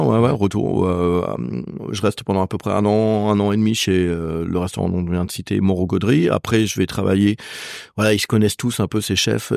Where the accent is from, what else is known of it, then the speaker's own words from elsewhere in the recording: Laval, Pays de la Loire, France; moved away; là où je suis originaire, euh, on n'a pas une cuisine de terroir